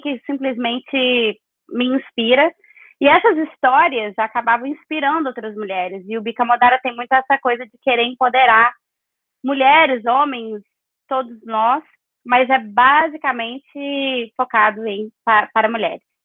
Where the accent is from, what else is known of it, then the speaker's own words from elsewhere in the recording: Capelinha, Minas Gerais, Brazil; moved away as an adult; also born or lived in São Paulo / Belo Horizonte; eu nasci, em Capelinha, me alfabetizei em São Paulo, porque a minha mãe se mudou para lá com meu padrasto, então eu morei um tempo em São Paulo e voltei para Capelinha, onde eu morei a maior parte do tempo, até ir para BH.